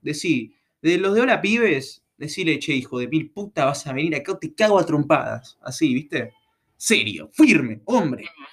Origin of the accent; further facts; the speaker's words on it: Buenos Aires Province, Argentina; yo soy de Capital, digo, yo soy provincia